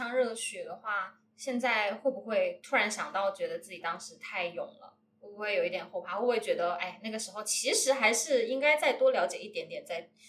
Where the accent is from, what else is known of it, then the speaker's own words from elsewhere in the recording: Wuhan, Hubei, China; 她是我们武汉人